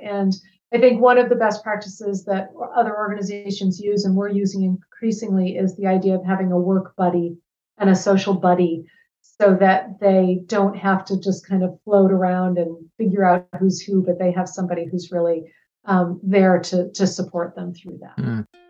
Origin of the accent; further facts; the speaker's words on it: Ann Arbor, Michigan, United States; moved away as an adult; also born or lived in West Africa / Washington, D.C. area; I grew up in Ann Arbor, Michigan. Um, and I left when I was 18